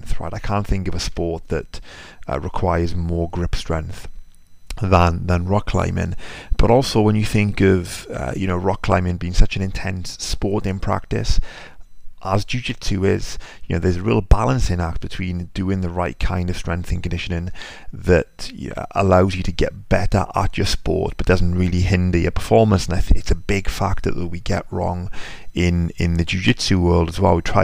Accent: United Kingdom; even though I'm British

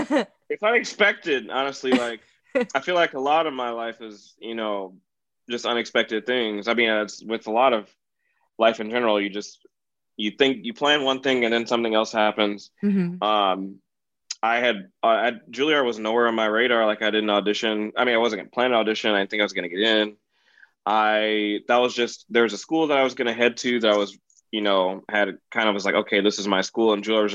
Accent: Wheaton, Illinois, United States; like I'm from Wheaton, like what's up, y'all

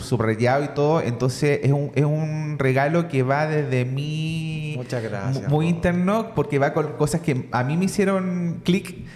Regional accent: Lota, Biobío, Chile; yo también soy de Lota

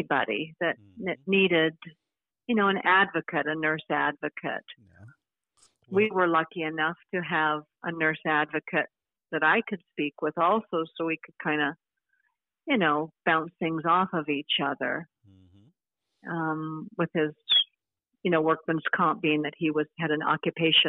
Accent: the South, United States; moved away; also born or lived in Washington State; I grew up in the South

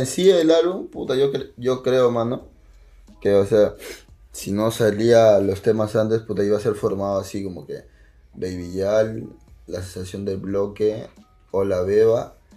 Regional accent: Lima, Peru; mi casa es de las flores, mano. Yo soy de Canto Rey.

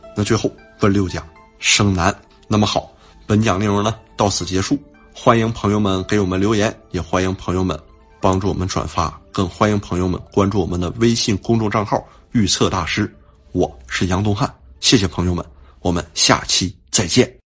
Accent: China; 我们中国人

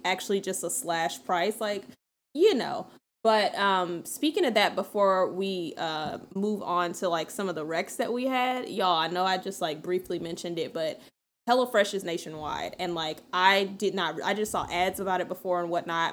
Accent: the South, United States; I'm from the South.

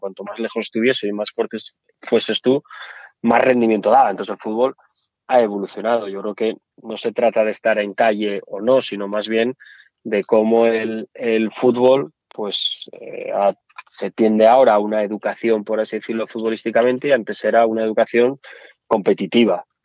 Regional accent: Asturias, Spain; accent: Asturian; moved away as an adult; also born or lived in Madrid; now in Zaragoza, Spain; acento asturiano es algo que no me gusta. A mí me encanta. No sé por qué. Tengo que... Me dirán, oye, ¿cómo puedes renegar? Pues reniego, no me gusta. Yo llevo fuera de, Asturias, de que me fui a Madrid y todo esto, pues llevaré 20 años. Yo no me lo quito

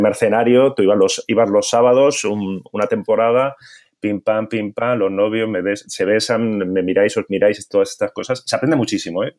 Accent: Bilbao, Basque Country, Spain; now in Barcelona, Spain; soy de Bilbao

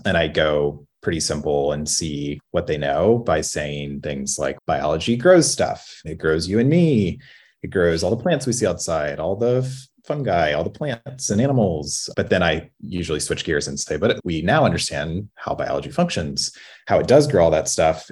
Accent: Louisiana, United States; I grew up in Louisiana where the curriculum did not include synthetic biology

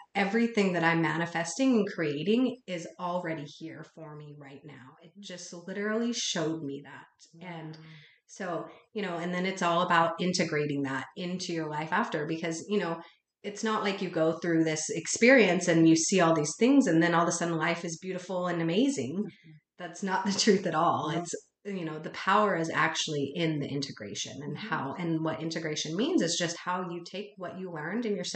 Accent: Utah, United States; I grew up in Utah, and in a town that was very, has a predominant culture of Mormon

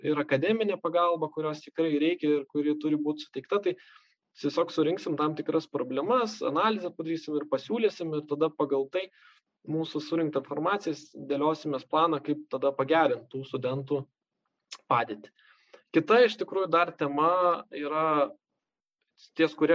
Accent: Lithuania; mes lietuviai

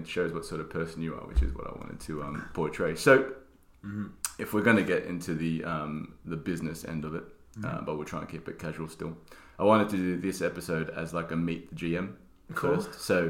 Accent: Australia; I'm full Aussie. Sorry. Like as in I was born there and then I have Italian parents.

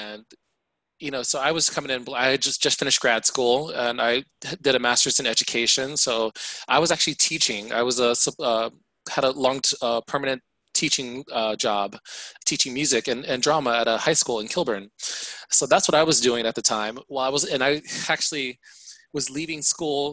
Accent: Mansfield, Ohio, United States; I grew up in a small city called Mansfield, Ohio

